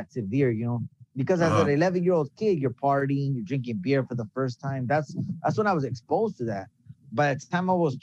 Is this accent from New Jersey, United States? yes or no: no; Baldwin Park, California, United States; also born or lived in Los Angeles; I was born in L.A., but I was raised in Baldwin Park